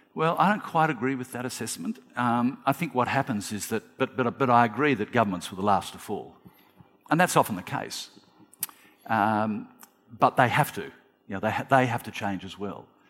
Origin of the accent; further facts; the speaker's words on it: Australia; as an Australian